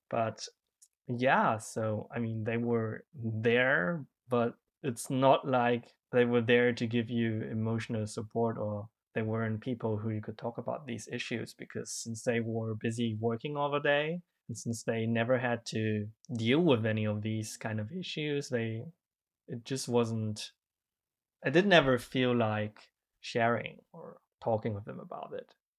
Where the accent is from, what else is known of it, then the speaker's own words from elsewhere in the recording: Germany; English is a second language; I grew up in Germany